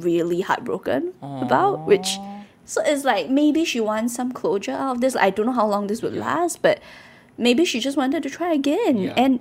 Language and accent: English; Singapore; I grew up in Bukit Permai